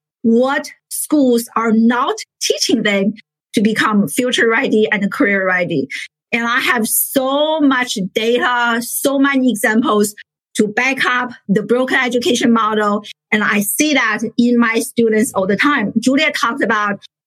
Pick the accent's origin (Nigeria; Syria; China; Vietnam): China; moved away as an adult; now in United States; I grew up in China, a first generation immigrant